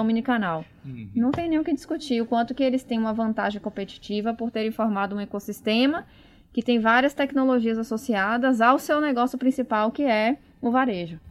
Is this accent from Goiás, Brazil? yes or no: no; Bahia, Brazil; moved away as an adult; now in São Paulo, Brazil; Pelo meu sotaque, vocês podem ver que eu não sou de São Paulo, então eu formei em Salvador, na Bahia, na Federal, vim para São Paulo